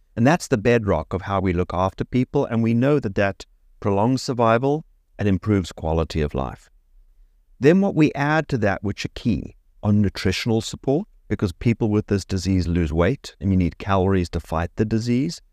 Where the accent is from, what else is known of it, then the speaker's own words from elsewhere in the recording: Cape Town, Western Cape, South Africa; moved away as an adult; also born or lived in Oxford; now in South Florida, United States; I grew up in Cape Town, South Africa, which is where I went to medical school